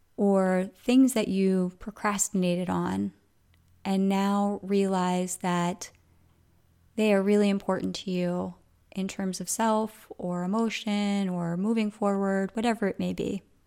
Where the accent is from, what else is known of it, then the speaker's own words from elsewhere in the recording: Coatesville, Pennsylvania, United States; moved away; where I grew up in Coatesville